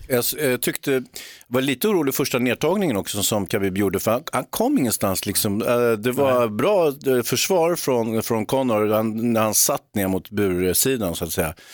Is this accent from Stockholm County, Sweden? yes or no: no; Gothenburg, Västra Götaland, Sweden; min inverterade göteborgare, den får du stå ut med, Sörre. Men jag är ju från Göteborg.